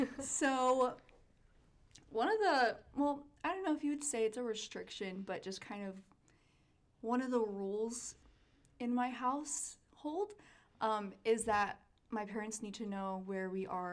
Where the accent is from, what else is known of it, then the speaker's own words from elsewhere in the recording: New Jersey, United States; I'm from New Jersey. My dad was born and raised in New Jersey with parents from Puerto Rico. And my mom was born and raised in Puerto Rico as well.